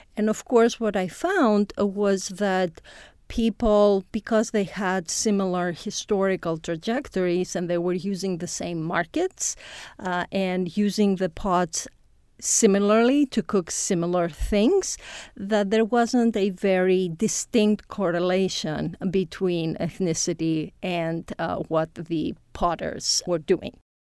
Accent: Greece; moved away as an adult; now in Indiana, United States; I come from Greece originally.

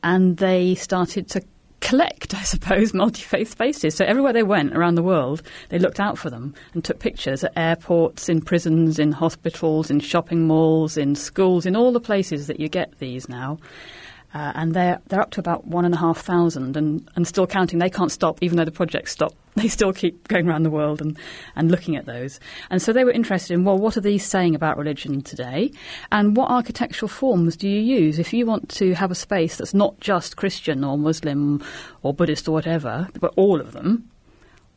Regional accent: United Kingdom

